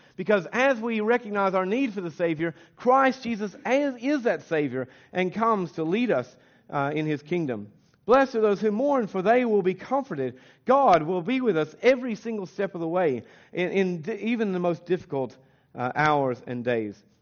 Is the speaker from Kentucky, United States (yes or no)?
yes; Kentucky, United States; accent: American; moved away as an adult; now in Australia; we're from Kentucky